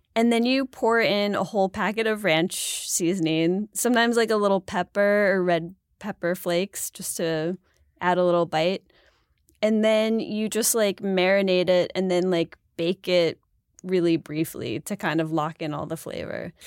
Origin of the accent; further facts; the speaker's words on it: Buffalo, New York, United States; I'm from Buffalo